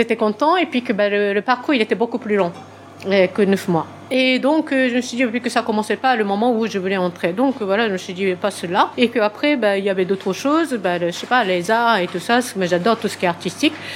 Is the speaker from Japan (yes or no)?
yes; Tokyo, Japan; French is a second language; moved away as an adult; also born or lived in Switzerland; now in France; je suis japonaise de Tokyo, euh, voilà, pour commencer. Et euh, j'ai grandi à Tokyo